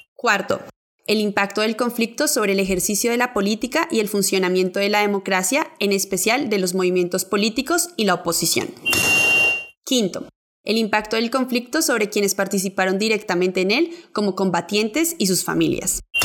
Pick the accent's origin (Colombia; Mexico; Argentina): Colombia; Amazonas; Soy indígena del Amazonas